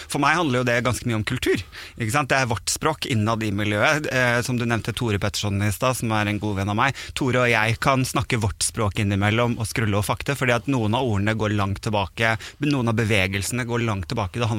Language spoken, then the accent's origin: Norwegian; Sandefjord, Vestfold, Norway; also born or lived in Bodø; now in Oslo, Norway; er jo vokst opp i Sandefjord, og så